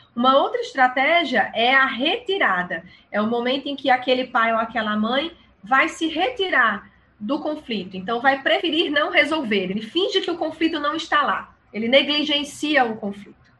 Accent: São Paulo, Brazil; now in João Pessoa, Brazil; eu moro em João Pessoa, mas sou paulista

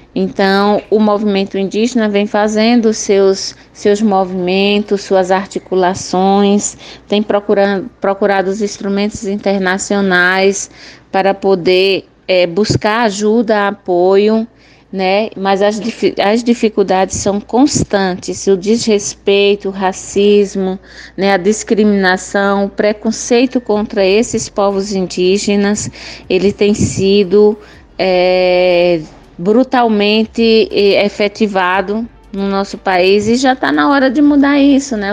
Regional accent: Cabrobó, Pernambuco, Brazil; sou do município de Cabrobó, meu povo chama Trucá

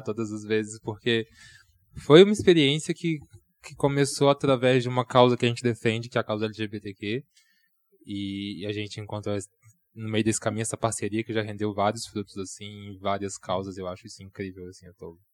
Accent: Nova Lima, Minas Gerais, Brazil; also born or lived in Belo Horizonte / São Paulo; mineiro, sou de Nova Lima

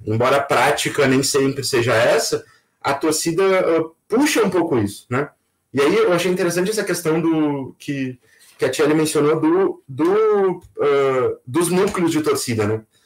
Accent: Pelotas, Rio Grande do Sul, Brazil; also born or lived in Porto Alegre; eu nasci em Pelotas

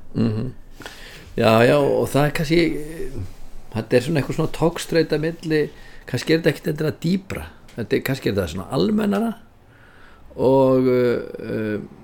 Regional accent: Reykjavík, Capital Region, Iceland; ég er úr Forsóinum í Reykjavík

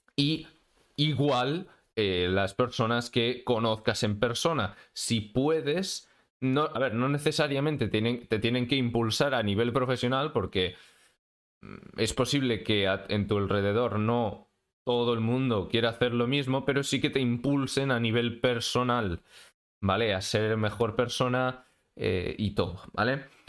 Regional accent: Spain; soy de España

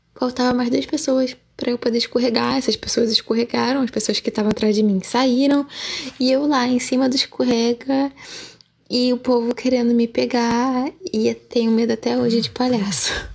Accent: Rio de Janeiro, Brazil; sou do Rio de Janeiro, Zona Norte

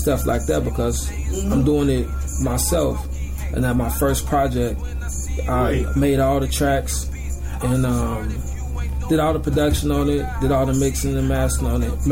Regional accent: Robbins, Illinois, United States; also born or lived in Inglewood; I was raised in Robbins, man. Robbins, Illinois.

